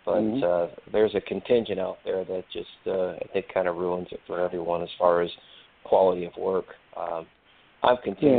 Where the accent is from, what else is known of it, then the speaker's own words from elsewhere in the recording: Minnesota, United States; I'll take my home state, St. Paul.